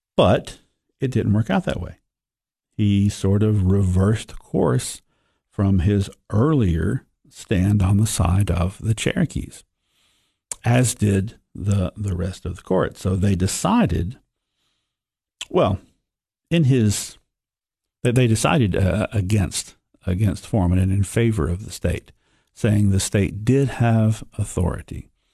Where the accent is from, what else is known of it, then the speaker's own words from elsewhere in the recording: Sparta, Tennessee, United States; a native of the Upper Cumberland. I was born in Sparta